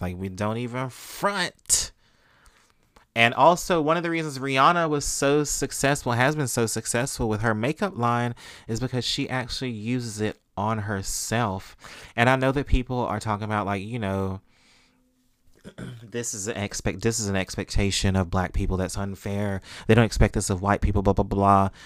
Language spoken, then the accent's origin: English; Mississippi, United States; I grew up in Mississippi where corporal punishment was legal, we grew up getting paddled, y'all